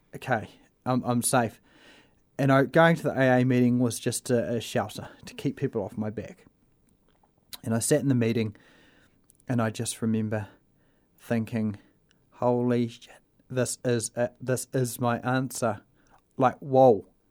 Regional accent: Invercargill, Southland, New Zealand; I was brought up in Invercargill

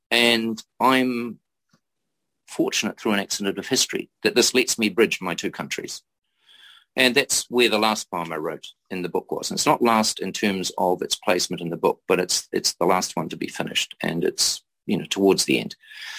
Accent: New Zealand; I am a New Zealander. I remain a New Zealander.

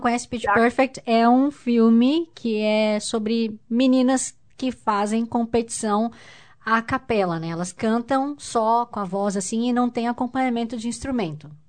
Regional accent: São Paulo, Brazil; vim de São Paulo também

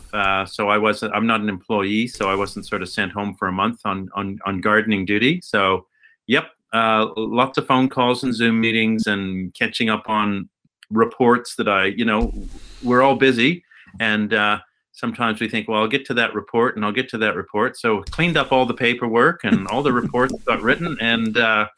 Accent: Alberta, Canada; moved away as an adult; now in Tauranga, New Zealand; So I grew up in Alberta in Canada

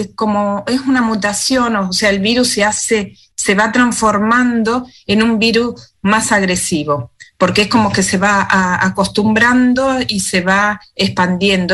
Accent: Argentina; moved away as an adult; now in Wellington, New Zealand; hablar como médica argentina o por la experiencia que estuve allá en mi país

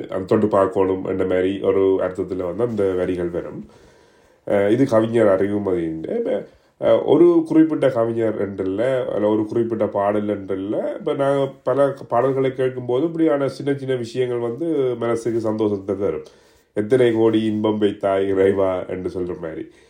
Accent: Jaffna, Northern Province, Sri Lanka; நான் யாழ்ப்பாணத்தை சேர்ந்தவன்

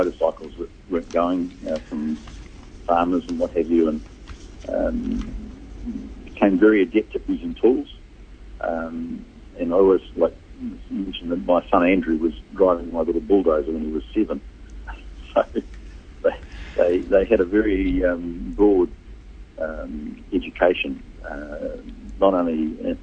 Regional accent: Hamilton, Waikato, New Zealand; we grew up in Hamilton.

